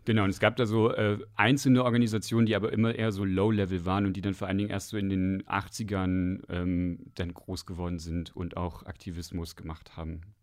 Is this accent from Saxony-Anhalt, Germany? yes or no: yes; Westdorf, Saxony-Anhalt, Germany; ich komme aus dem Dorf in Sachsen-Anhalt. Das heißt Westdorf. Das liegt im Salzlandkreis bei Aschersleben.